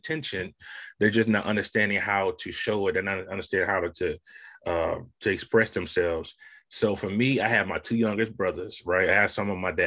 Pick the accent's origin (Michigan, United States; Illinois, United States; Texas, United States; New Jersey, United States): Michigan, United States; Saginaw; growing up on the South Side of Saginaw in the hood